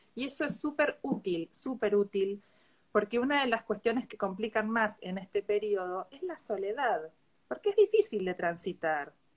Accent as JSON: {"language": "Spanish", "town": "Bahía Blanca", "region": "Buenos Aires Province", "country": "Argentina", "said": "yo soy de Bahía Blanca, sí, vivo bastante lejos de donde estás vos"}